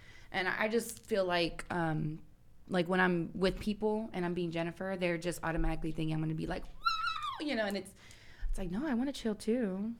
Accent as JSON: {"language": "English", "town": "San Antonio", "region": "Texas", "country": "United States", "tie": "born or raised there", "said": "I'm from San Antonio, Texas, so I'm locally here in San Antonio."}